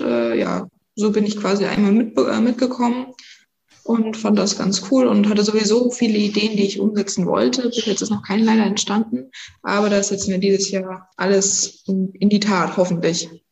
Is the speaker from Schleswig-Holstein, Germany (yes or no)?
no; Pasewalk, Mecklenburg-Vorpommern, Germany; ich komme aus Pasberg, bin 16 Jahre alt und ich gehe auf das Oskar-Picht-Gymnasium in die 10. Klasse